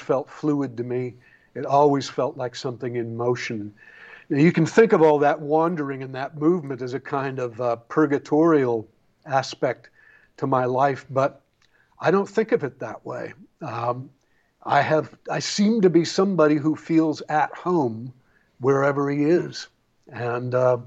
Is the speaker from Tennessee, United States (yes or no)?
no; Bellingham, Washington, United States; also born or lived in Greece / Alaska; now in Tasmania, Australia; I grew up in Bellingham, Washington, under the Canadian border